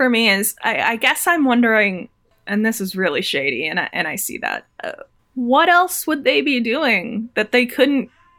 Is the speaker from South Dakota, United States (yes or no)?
yes; South Dakota, United States; moved away; also born or lived in Chicago; I was born and raised in South Dakota.